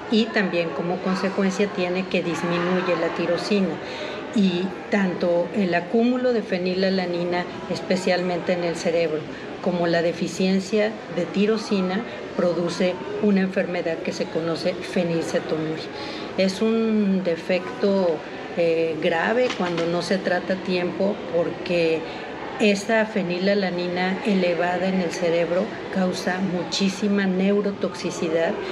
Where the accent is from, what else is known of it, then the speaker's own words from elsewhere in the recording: Mexico City, Mexico; soy de la Ciudad de México